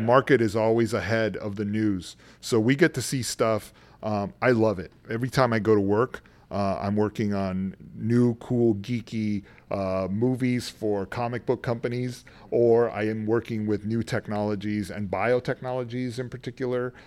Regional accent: San Antonio, Texas, United States; moved away as an adult; I grew up in San Antonio, Texas, on the west side, a poor kid

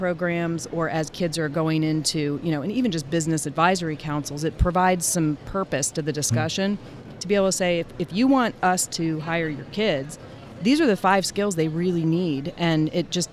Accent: Ohio, United States; I'm from Ohio

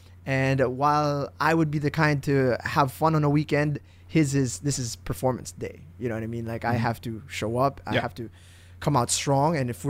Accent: Indonesia; I grew up in Indonesia. {S1} Yeah. {S0} 8 years of my life I spent over there.

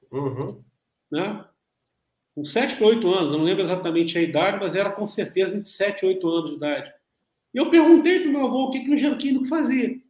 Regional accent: Niterói, Rio de Janeiro, Brazil; also born or lived in Rio das Ostras / Volta Redonda; Então, morei uma época em Rio das Ostras, um tempo sou de Niterói, morei um tempo em Volta Redonda.

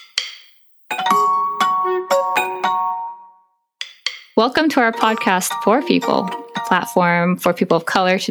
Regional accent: Eureka, California, United States; I grew up in Northern California, like Redwood Coast, Humboldt County, and a very small city

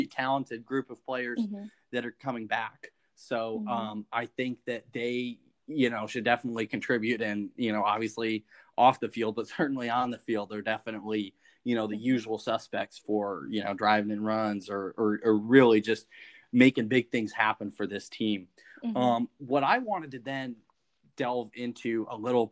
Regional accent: Clearwater, Florida, United States; my hometown in Clearwater, mm-hmm. Florida

